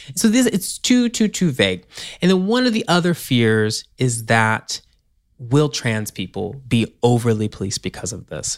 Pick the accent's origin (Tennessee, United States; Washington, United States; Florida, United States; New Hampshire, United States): Tennessee, United States; moved away; my home state, Tennessee